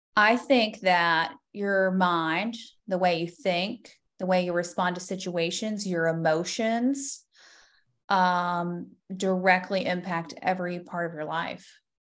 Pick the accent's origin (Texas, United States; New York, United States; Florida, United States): Florida, United States; I am born and raised in Florida, so an O G Florida girl